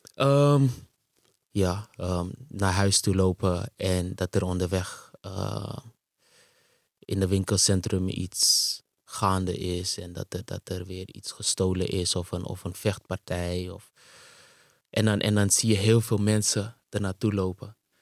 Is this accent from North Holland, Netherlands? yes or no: yes; Amsterdam, North Holland, Netherlands; also born or lived in Suriname; ik ben in Suriname geboren. En op een gegeven moment eh, in 89, op zesjarige leeftijd, hier naartoe verhuisd, naar Nederland en ehm, in Amsterdam terechtgekomen.